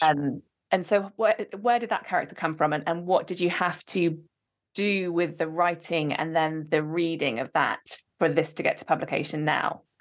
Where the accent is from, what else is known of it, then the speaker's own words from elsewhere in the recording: Oxford, South East England, United Kingdom; moved away; I am from Oxford originally